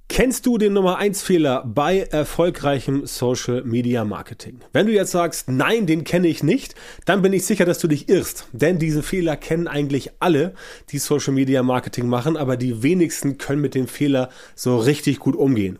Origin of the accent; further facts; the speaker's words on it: Germany; bei uns in Deutschland